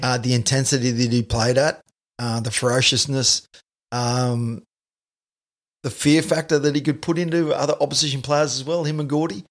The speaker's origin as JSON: {"language": "English", "region": "North Queensland", "country": "Australia", "tie": "born or raised there", "said": "I grew up in North Queensland."}